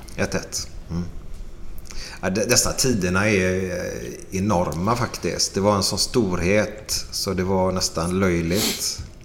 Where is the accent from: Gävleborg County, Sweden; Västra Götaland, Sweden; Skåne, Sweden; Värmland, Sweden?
Västra Götaland, Sweden; Gothenburg; uppe i Askim. Där det finns en liten dansbana där uppe. Mm. Där är jag uppvuxen